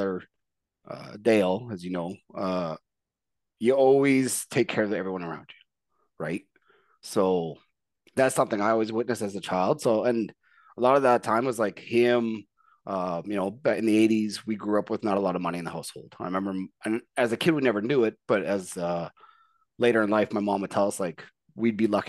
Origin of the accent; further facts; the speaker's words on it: Edmonton, Alberta, Canada; I grew up here in Edmonton